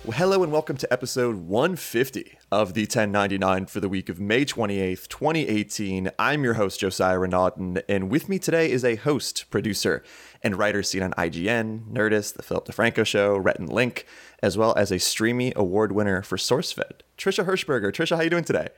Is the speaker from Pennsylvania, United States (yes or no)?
yes; Townville, Pennsylvania, United States; I grew up in, like, the Erie area in Pennsylvania